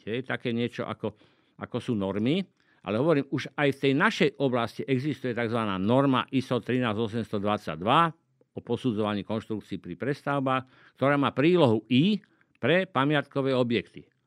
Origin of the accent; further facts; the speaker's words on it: Liptovský Mikuláš, Žilina Region, Slovakia; moved away; ja som z Liptovského Mikuláša, a keď sme bývali v takom paneláku